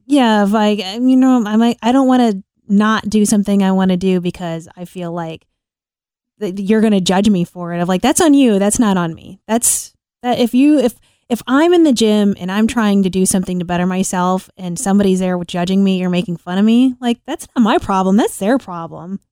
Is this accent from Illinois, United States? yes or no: yes; Illinois, United States; moved away as an adult; also born or lived in New York; we're both from Illinois